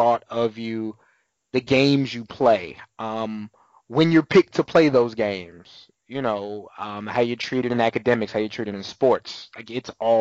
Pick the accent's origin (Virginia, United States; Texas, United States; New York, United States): Texas, United States; San Antonio; also born or lived in Southern Maryland / Wyoming; now in Austin, United States; still have family and still go home to San Antonio from time to time